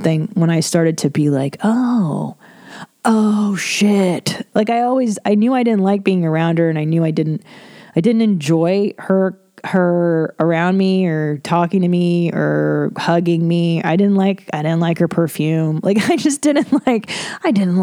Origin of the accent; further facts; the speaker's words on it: Los Angeles, California, United States; I grew up in Los Angeles